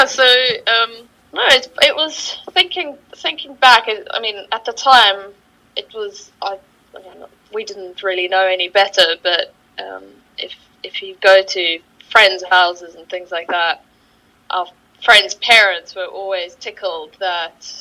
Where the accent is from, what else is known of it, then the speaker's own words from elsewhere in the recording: Johannesburg, Gauteng, South Africa; moved away as an adult; now in London, United Kingdom; I'm originally from South Africa. From Johannesburg, that's mm-hmm. kind of where I grew up